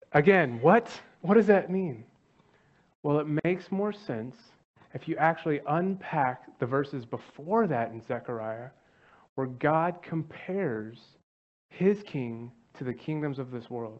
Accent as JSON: {"language": "English", "town": "Dallas", "region": "Texas", "country": "United States", "said": "I'm from Dallas"}